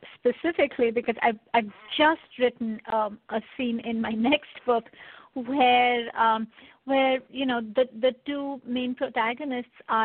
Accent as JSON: {"language": "English", "country": "India", "tie": "born or raised there", "moved": "yes", "said": "I grew up in India."}